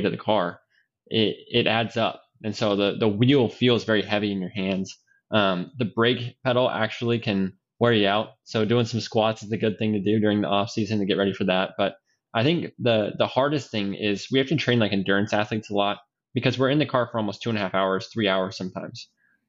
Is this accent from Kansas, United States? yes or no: no; Idaho, United States; now in Indianapolis, United States; growing up in Idaho